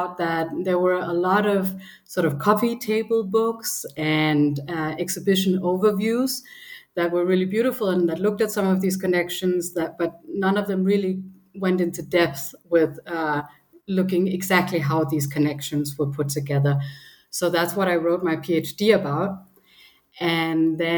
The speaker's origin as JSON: {"language": "English", "town": "Copenhagen", "region": "Capital Region of Denmark", "country": "Denmark", "tie": "born or raised there", "also_born_or_lived": "Berlin", "moved": "as an adult", "said": "I grew up in Copenhagen"}